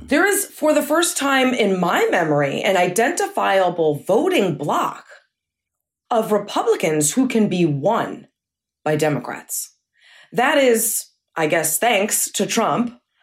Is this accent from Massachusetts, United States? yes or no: yes; Massachusetts, United States; moved away; also born or lived in New York City; I grew up in Massachusetts